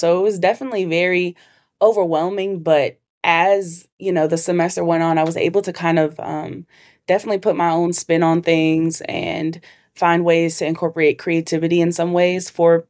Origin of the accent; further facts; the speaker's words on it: Minnesota, United States; But okay. I grew up in Minnesota.